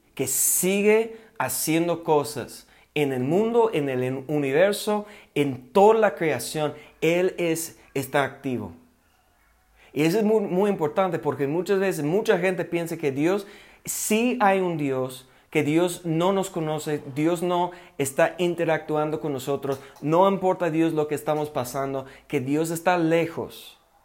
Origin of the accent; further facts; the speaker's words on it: United States; accent: gringo; Spanish is a second language; moved away as an adult; now in Mexico; yo todavía yo hablo como gringo